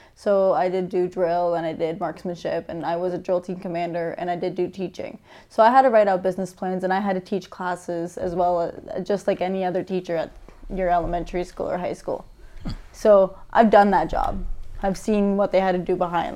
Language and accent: English; St. Catharines, Ontario, Canada; I am from St. Catharines, born and raised